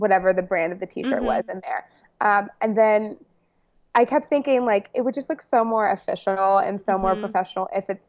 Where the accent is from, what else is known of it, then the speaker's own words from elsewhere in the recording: Dallas, Texas, United States; moved away as an adult; now in New York, United States; I grew up in Dallas